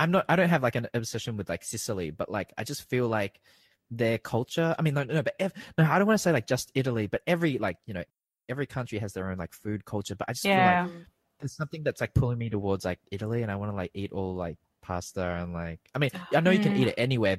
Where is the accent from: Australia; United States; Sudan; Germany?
Australia; accent: Australian; now in Thailand; growing up in Australia